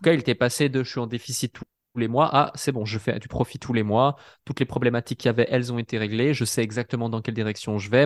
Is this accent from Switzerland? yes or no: yes; Switzerland; je suis suisse